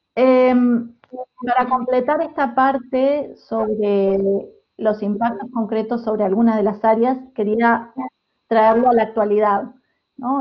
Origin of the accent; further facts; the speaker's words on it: Uruguay; now in Amsterdam, Netherlands; yo soy uruguaya